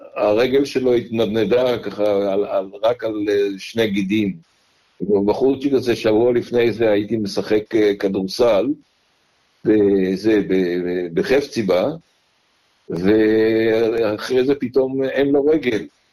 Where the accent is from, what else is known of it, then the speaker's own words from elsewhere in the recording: Kibbutz Heftziba, eastern Jezreel Valley, Northern District, Israel; moved away as an adult; also born or lived in Jerusalem, Israel; now in Melbourne, Australia; נולדתי בירושלים ב-1951, אפריל 1951. גדלתי כל חיי עד אה, גיל 27 בקיבוץ חפציבה בעמק יזרעאל המזרחי